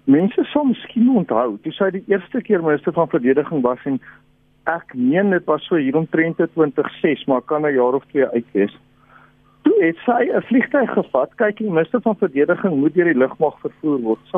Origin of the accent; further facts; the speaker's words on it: KwaZulu-Natal, South Africa; ek kom van Natal af.